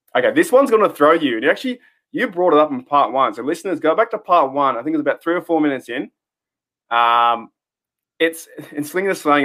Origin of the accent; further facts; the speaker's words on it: Australia; I'm from Australia.